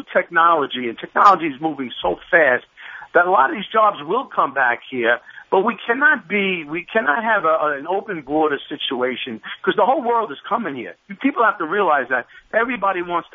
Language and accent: English; New York City, New York, United States; I'm a Bronx boy.